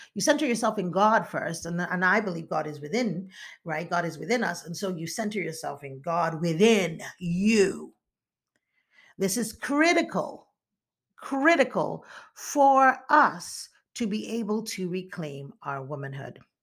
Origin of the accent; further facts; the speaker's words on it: eastern Nigeria, Nigeria; moved away; also born or lived in United States; I am from the eastern part of Nigeria